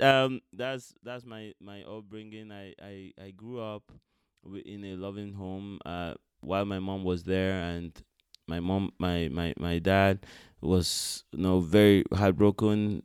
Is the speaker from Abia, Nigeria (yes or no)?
no; Benin City, Edo, Nigeria; I was born in Benin City, Nigeria